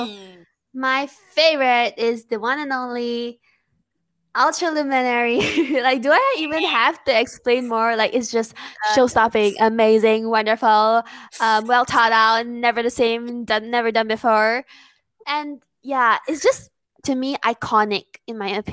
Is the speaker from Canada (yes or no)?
no; Malaysia; I'm Malaysian